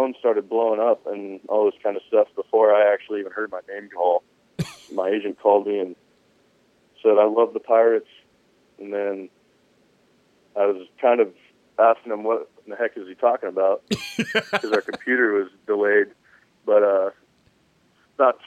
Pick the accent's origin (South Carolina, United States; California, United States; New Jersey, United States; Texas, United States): California, United States; Riverside; now in Temecula, United States; I grew up in Riverside, California